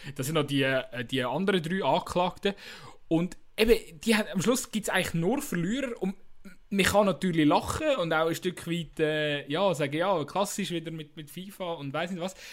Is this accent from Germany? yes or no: no; Switzerland; als Schweizer